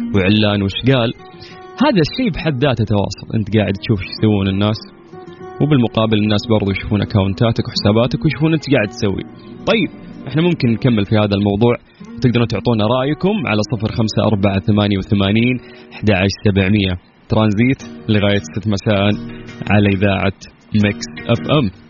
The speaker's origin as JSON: {"language": "Arabic", "country": "Saudi Arabia"}